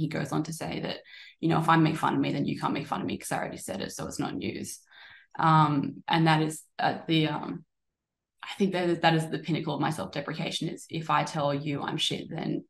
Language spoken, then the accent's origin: English; Australia; I am from Australia